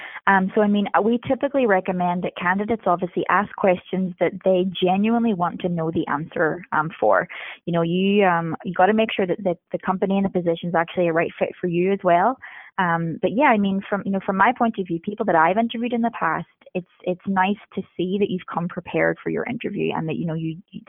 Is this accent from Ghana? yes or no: no; Northern Ireland, United Kingdom; I'm originally from Northern Ireland. I am a military brat, so moved around a lot. Most recently was living in Japan